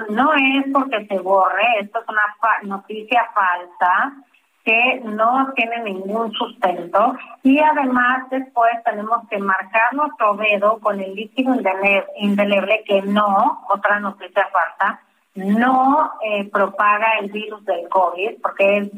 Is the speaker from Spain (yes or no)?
no; Mexico; tenemos, creo, como, como mexicanos y mexicanas, muy las reglas conforme las cuales tenemos que ir a ejercer nuestro voto